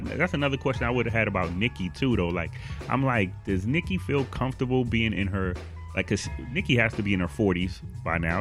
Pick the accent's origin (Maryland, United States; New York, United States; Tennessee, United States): New York, United States; Buffalo; I'm from Buffalo